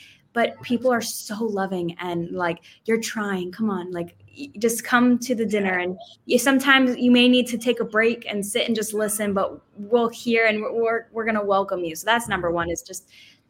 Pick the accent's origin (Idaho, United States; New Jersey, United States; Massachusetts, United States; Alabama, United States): Massachusetts, United States; Boston; Boston. I'm from Boston. Okay. From the Boston. US.